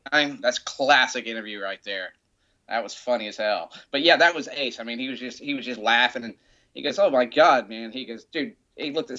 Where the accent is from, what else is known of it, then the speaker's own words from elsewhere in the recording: Montgomery, Alabama, United States; moved away as an adult; also born or lived in Savannah, Georgia / Atlanta, Georgia; me being from little old Montgomery